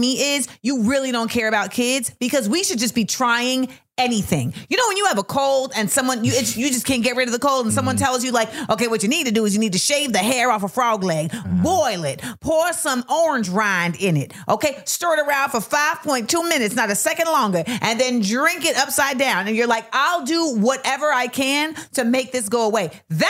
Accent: United States; for me as an American taxpaying citizen

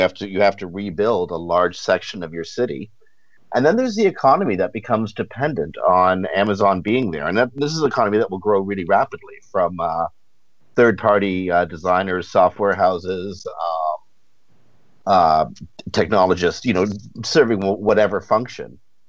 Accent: Toronto, Ontario, Canada; also born or lived in Victoria, Canada; I was born and raised in Toronto, and I'm based back in Toronto again.

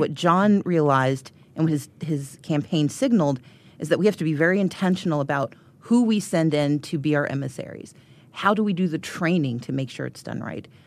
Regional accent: Georgia, United States; I'm from Georgia

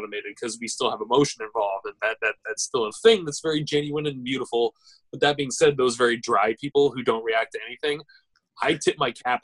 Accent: United States; us Americans

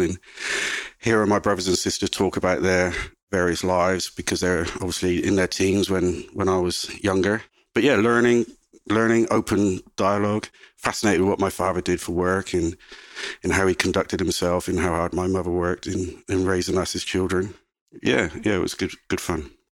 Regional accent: South West England, United Kingdom; moved away as an adult; now in Australia; growing up in England, Southwest England

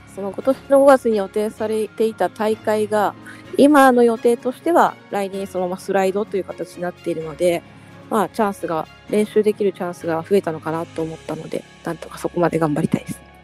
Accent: Hekinan, Aichi, Japan; 地元の愛知県の碧南市

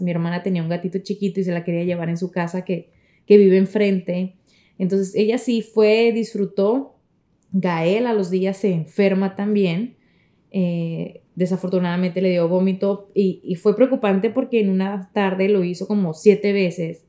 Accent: Navojoa, Sonora, Mexico; now in Miami, United States; en mi tierra querida que es en el norte, en Navajoa, Sonora, México

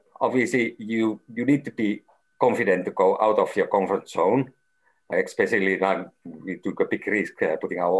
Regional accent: Finland; I'm from Finland, and Finland is always seen as maybe one of the most trustful country

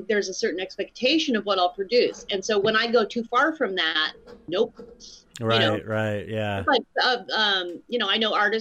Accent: Colorado Springs, Colorado, United States; also born or lived in Utah; I grew up in Colorado Springs, Colorado

